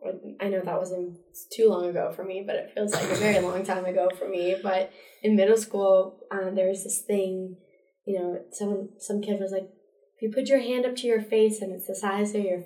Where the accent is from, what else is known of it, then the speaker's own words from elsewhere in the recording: Montana, United States; I'm from Montana. Let's just be clear about